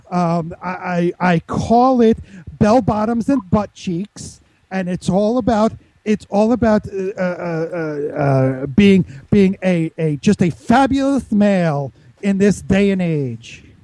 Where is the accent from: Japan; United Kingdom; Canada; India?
Canada; Montreal, Quebec; now in Colorado, United States; I'm originally from Canada, you know, in, in the French speaking uh, uh, area of Canada from Montreal, but I moved down here into Colorado.